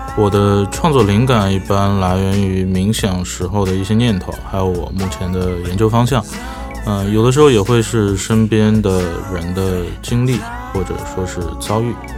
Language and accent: Chinese; Shanghai, China; 目前主要生活在上海，上海是我从小生长的地方